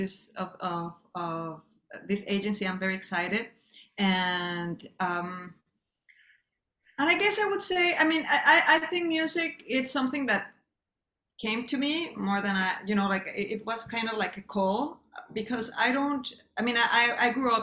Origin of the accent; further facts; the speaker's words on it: Mexico; moved away as an adult; also born or lived in Los Angeles, United States / Europe; now in New York, United States; I grew up in Mexico and then I just came to study in the States